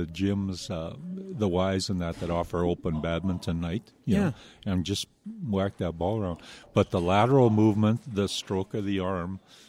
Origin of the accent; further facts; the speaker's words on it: Manitoba, Canada; I'm a Canadian, but I work down there originally from Manitoba.